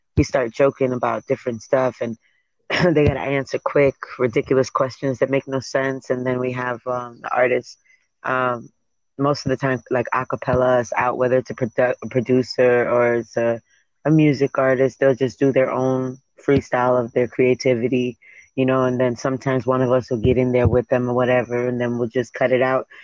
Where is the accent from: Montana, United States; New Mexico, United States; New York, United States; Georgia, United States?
New York, United States; New York City; moved away as an adult; now in Florida, United States; I'm from Brooklyn, New York